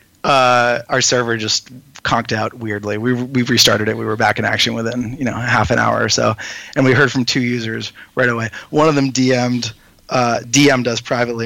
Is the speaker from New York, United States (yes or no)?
yes; New York, United States; I'm from New York